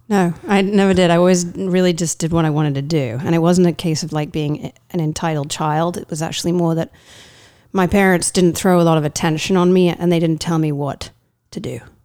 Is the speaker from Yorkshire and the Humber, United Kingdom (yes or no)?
no; East of England, United Kingdom; moved away as an adult; now in United States; I am from, uh, the east of England